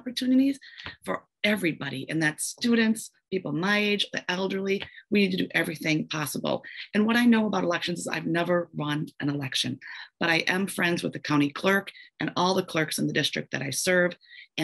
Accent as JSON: {"language": "English", "town": "Madison", "region": "Wisconsin", "country": "United States", "tie": "born or raised there", "said": "I grew up on Madison's East Side."}